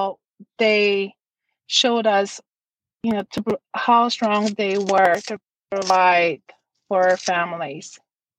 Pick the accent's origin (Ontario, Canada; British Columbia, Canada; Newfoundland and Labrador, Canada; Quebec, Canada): Newfoundland and Labrador, Canada; Davis Inlet; now in Natuashish, Canada; I was very lucky to be raised in that community